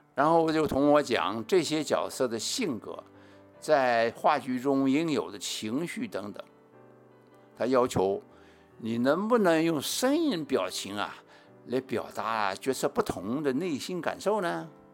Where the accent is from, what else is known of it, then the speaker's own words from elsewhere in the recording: Beijing, China; accent: authentic Beijing accent; moved away; also born or lived in Taiwan; 他对我的正宗北京腔啊还挺满意的吧